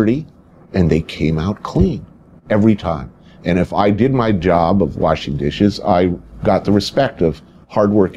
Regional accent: New Jersey, United States; Grew up in New Jersey in the suburbs, right across the river

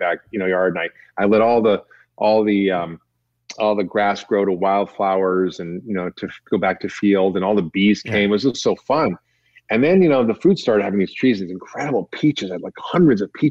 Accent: Toronto, Ontario, Canada; when I was growing up in Toronto

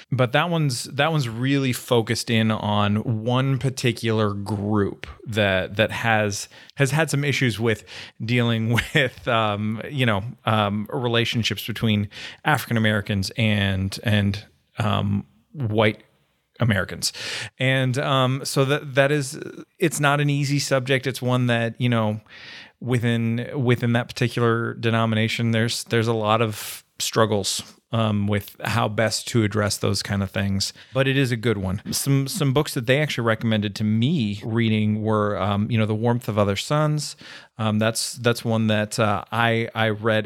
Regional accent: Canada; now in Middle Tennessee, United States; I'm Canadian

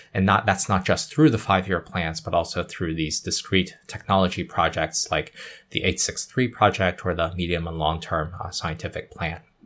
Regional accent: Yunnan, China; moved away; I was born in Yunnan

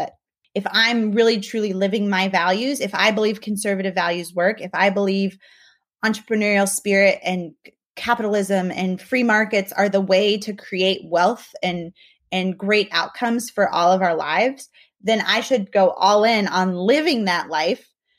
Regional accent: Mexico; moved away; I'm really thankful for not just my upbringing growing up in Mexico, but also living and working in other countries

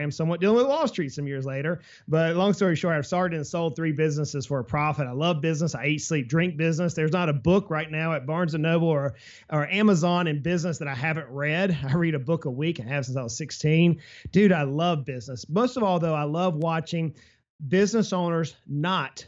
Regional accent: South Georgia, United States; I grew up in South Georgia. I'm on the coast there in South Georgia

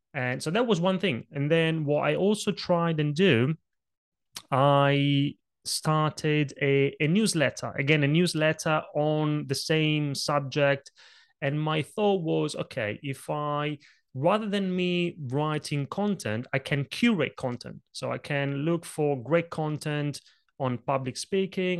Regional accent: Italy; English is a second language; moved away; when I was a little kid growing up in Italy, I grew up in a family of very small business owners

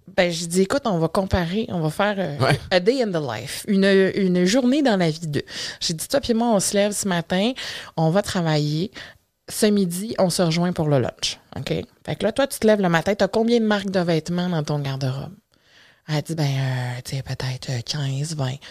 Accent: Matane, Quebec, Canada; je suis née grosse. C'est un beau bébé de 10 livres euh, que euh, les, les, infirmières de l'unité de maternité de l'hôpital de Matane

